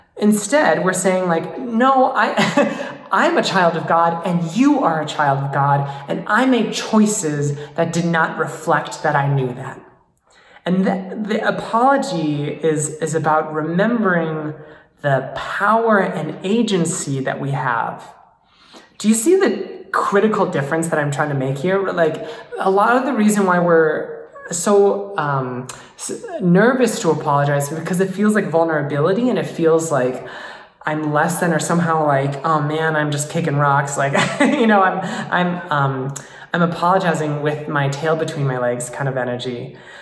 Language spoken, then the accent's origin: English; United States; as being an American